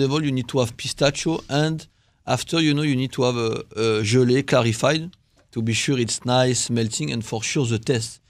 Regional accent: Lyon, Auvergne-Rhône-Alpes, France; born or raised there; moved away

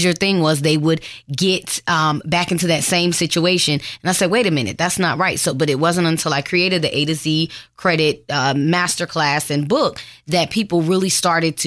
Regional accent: Florida, United States; also born or lived in Detroit, Michigan; I'm actually from Detroit, Michigan, but I was raised in Florida

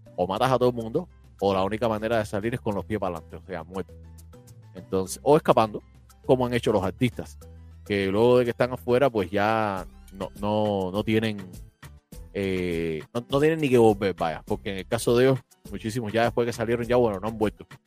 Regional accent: Cuba

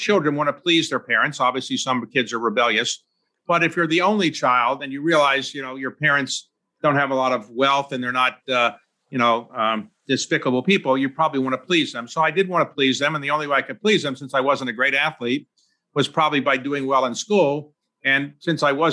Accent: Baltimore, Maryland, United States; I was born in Baltimore

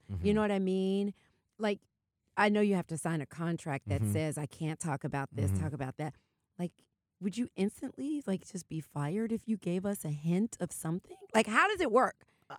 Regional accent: Atlanta, Georgia, United States; Because I'm from Atlanta, right?

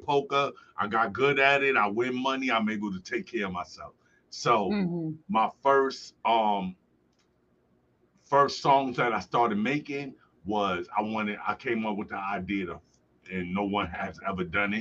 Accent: New York City, New York, United States; moved away as an adult; also born or lived in Buffalo, New York; now in Medina, United States; I grew up in Brooklyn.

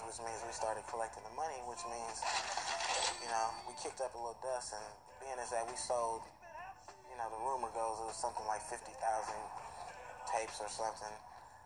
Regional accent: Los Angeles, California, United States; moved away as an adult; also born or lived in Oakland; I grew up in Los Angeles. I'm from L.A. And I moved to Oakland

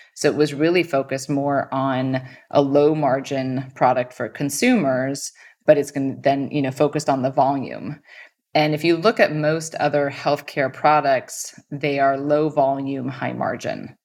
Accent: Stanford, California, United States; I grew up on Stanford campus

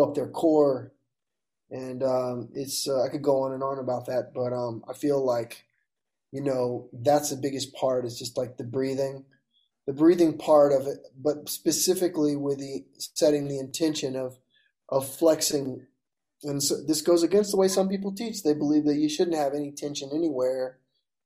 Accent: Mobile, Alabama, United States; I'm from Mobile, so my mom makes the meanest gumbo

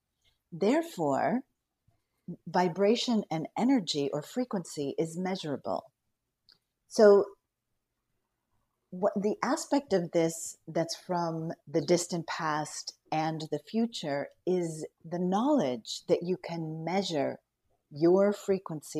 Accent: Newton, Massachusetts, United States; I'm from Newton, Massachusetts

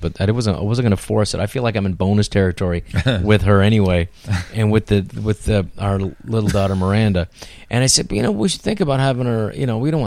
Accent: San Francisco, California, United States; I grew up in San Francisco

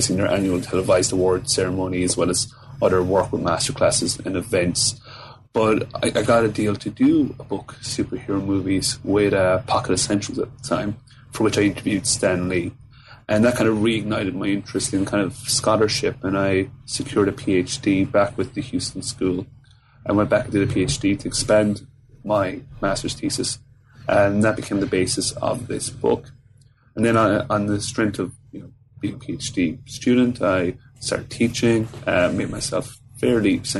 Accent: Fermoy, Munster, Ireland; moved away as an adult; also born or lived in Cork / Galway; now in Melbourne, Australia; I'm from Cork in the south of Ireland, so a small town called Fermoy

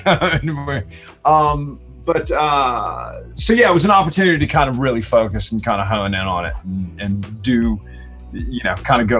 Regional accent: the South, United States; moved away; I was a kid from the South

